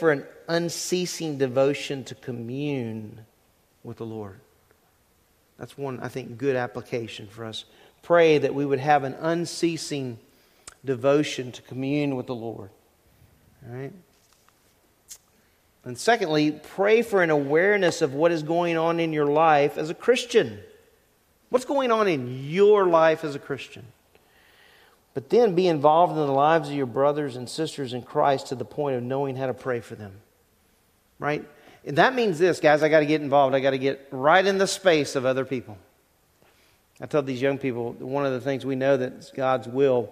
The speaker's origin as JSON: {"language": "English", "region": "Louisiana", "country": "United States", "tie": "born or raised there", "said": "When I was growing up in Louisiana"}